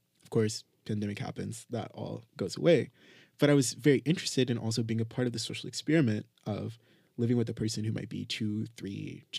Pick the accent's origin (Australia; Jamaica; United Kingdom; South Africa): Jamaica; no matter where we are in the world, like, we're still Jamaican and there's a part of us that wants to go back to the island?